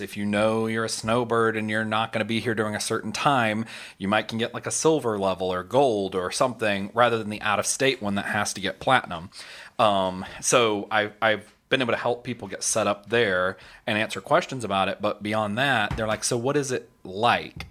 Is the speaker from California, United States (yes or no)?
yes; California, United States; also born or lived in Tennessee; now in Orlando, United States; I grew up in California for a long time